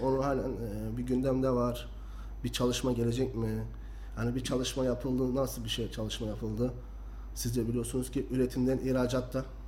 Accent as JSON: {"language": "Turkish", "region": "Kayseri Province", "country": "Turkey", "tie": "born or raised there", "said": "Ben seksen dokuz doğumlu Kayseri doğumluyum."}